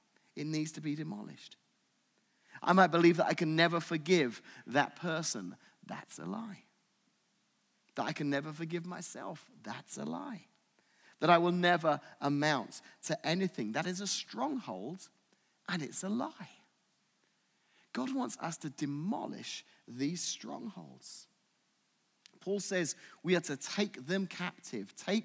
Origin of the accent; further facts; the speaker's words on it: United Kingdom; moved away; I'm British